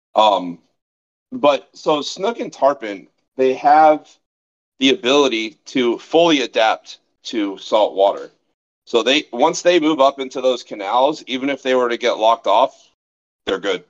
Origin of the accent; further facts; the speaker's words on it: Fort Lauderdale, Florida, United States; I'm from South Florida, Southeast Florida, originally born and raised